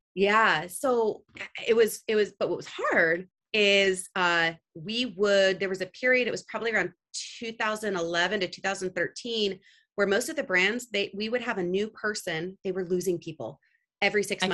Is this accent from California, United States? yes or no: yes; Santa Cruz, California, United States; also born or lived in Italy; I, am born in the Bay Area, actually in Santa Cruz, California, which is uh, just south of San Francisco. Um, home to many startups